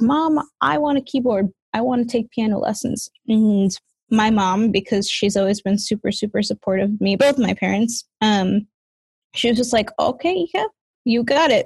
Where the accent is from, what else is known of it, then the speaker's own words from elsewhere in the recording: New York City, New York, United States; moved away as an adult; now in Oregon, United States; I grew up in New York City, in Queens, going to school in Manhattan and working in Manhattan